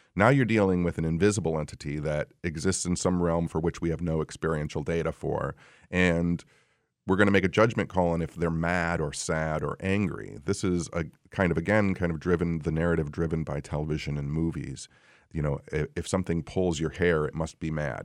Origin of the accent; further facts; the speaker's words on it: Royal Oak, Michigan, United States; I'm from Royal Oak